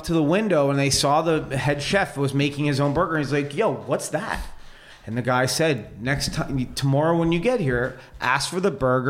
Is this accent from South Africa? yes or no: no; Canada; accent: Canadian; moved away as an adult; now in Studio City, United States; I am Canadian.